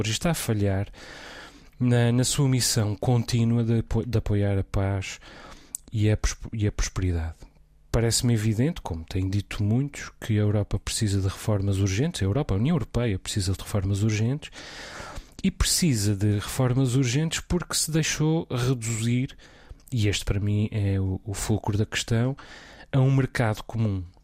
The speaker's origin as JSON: {"language": "Portuguese", "area": "Terceira Island", "region": "Azores", "country": "Portugal", "tie": "born or raised there", "said": "não apenas sou ah, nativo dos Açores, uh, precisamente a meio caminho entre o velho e o novo mundo, chamemos-lhe assim, como sou de uma ilha que tem uma grande proximidade cultural, política uh, aos Estados Unidos, uh, da Ilha Terceira."}